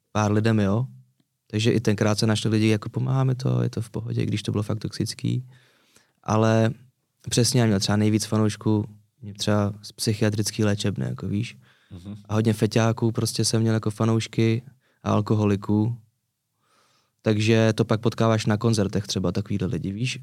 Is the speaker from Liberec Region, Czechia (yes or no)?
no; Prague, Czechia; also born or lived in Řitka; now in Prague, Czech Republic; já jsem se narodil v Praze, pak jsem základka v Praze